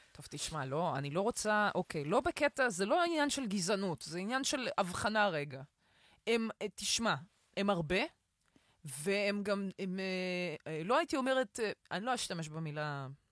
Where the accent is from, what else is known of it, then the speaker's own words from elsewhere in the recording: Beersheba, Southern District, Israel; moved away; also born or lived in Bat Yam; אני הרי נולדתי בבאר שבע